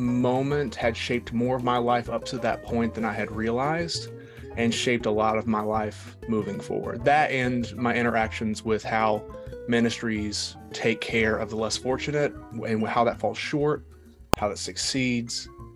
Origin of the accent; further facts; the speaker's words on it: East Tennessee, United States; Yes, so I was born and raised in East Tennessee. So right in, you know, the southern side of the Appalachian Mountains, right there, central southern Appalachian Mountains. I was raised in a conservative Christian house